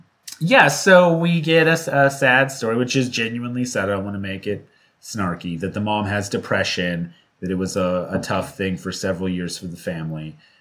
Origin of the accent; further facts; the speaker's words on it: Seattle, Washington, United States; accent: Seattle; moved away; my Seattle accent is just out of control whenever I go back home